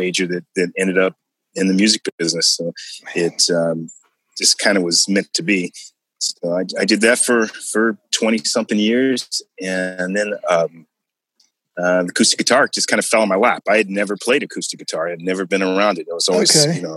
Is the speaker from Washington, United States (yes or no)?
yes; Washington, United States; also born or lived in Missouri; I pretty much grew up in Washington